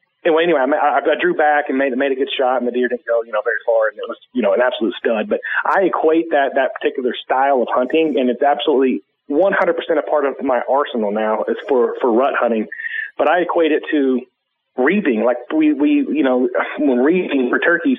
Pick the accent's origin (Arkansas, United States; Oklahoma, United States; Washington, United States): Oklahoma, United States; This is my home state.